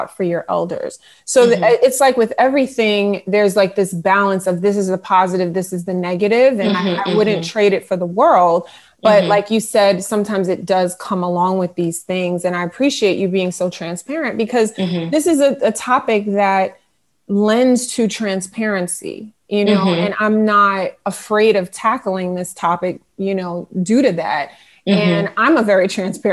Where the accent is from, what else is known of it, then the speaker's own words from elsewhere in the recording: United States; I was raised in America, born and raised in America, but pretty much raised in a household I might as well have been in Haiti, which is where my family is from